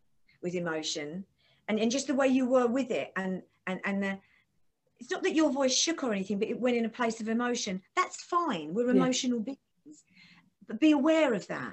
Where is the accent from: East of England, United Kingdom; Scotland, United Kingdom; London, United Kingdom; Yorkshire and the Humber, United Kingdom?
East of England, United Kingdom; Essex; I'm from Essex, I have to make sure I open my mouth because a lot of us just talk through our teeth really, really quick like